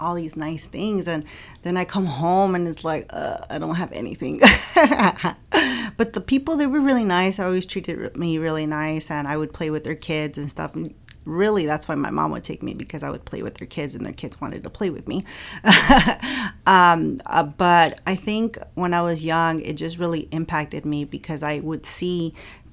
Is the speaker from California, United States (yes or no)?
yes; Inglewood, California, United States; I was raised in Inglewood